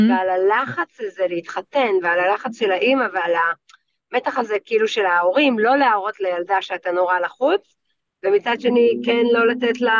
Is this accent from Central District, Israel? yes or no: no; Tel Aviv, Tel Aviv District, Israel; אני דתייה, כן. גדלתי mm-hmm. כזה בתל אביב, תיכון דתי, כיתות רק של בנות, בני עקיבא